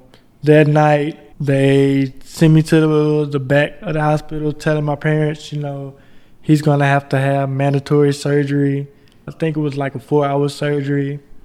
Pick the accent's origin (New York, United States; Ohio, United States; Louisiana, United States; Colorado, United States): Louisiana, United States; Baton Rouge; moved away; I grew up in Baton Rouge, Louisiana. I went to school at Southern University.